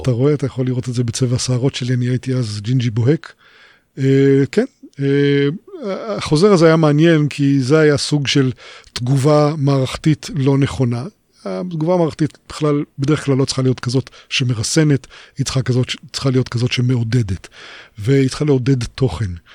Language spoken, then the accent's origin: Hebrew; Israel; אני נולדתי בקיבוץ